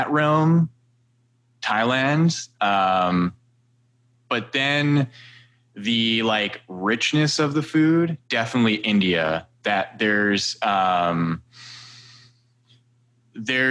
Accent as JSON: {"language": "English", "town": "Edmonton", "region": "Alberta", "country": "Canada", "tie": "born or raised there", "said": "I was born in Edmonton, Alberta, and my parents are Serbian."}